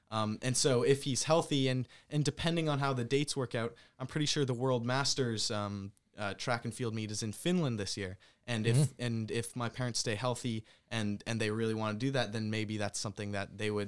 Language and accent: English; Canada; Because obviously when I came from Canada to here, it's less of a culture shock per se than it is for someone halfway across the world.